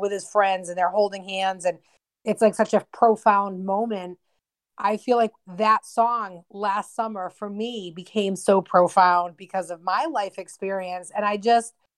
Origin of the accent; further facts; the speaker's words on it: Massachusetts, United States; My family and I we were moving from one part of Massachusetts to the other.